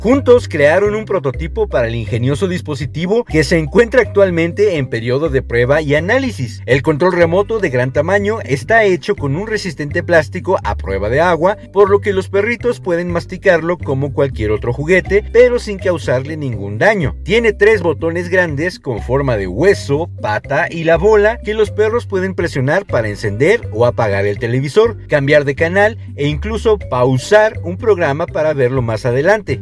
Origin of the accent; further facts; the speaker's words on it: Mexico; Todos en Planeta Caos somos mexicanos y amamos nuestra cultura y nuestras tradiciones.